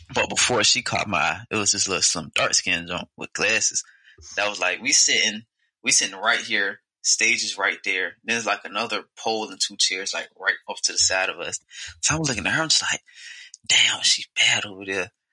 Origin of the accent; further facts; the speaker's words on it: Portsmouth, Virginia, United States; I'm from Portsmouth